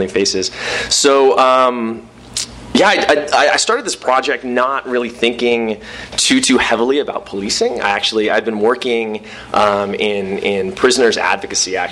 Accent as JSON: {"language": "English", "region": "Southern California", "country": "United States", "said": "I'm from Southern California"}